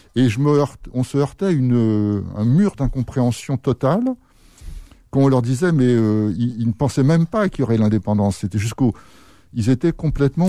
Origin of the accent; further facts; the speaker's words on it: France; je suis français